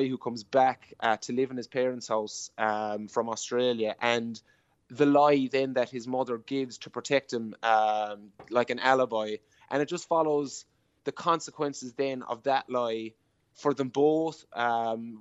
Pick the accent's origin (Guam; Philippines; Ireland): Ireland; Killorglin, Munster; I'm from Killorglin